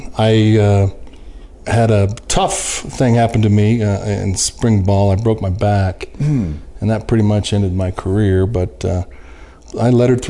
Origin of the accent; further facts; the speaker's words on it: Boulder, Colorado, United States; I was born and raised in Boulder, Colorado, of all places.